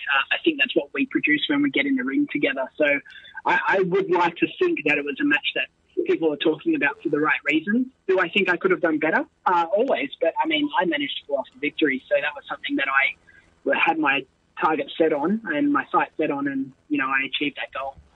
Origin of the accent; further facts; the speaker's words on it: Australia; cement myself as an Australian wrestler and represent our country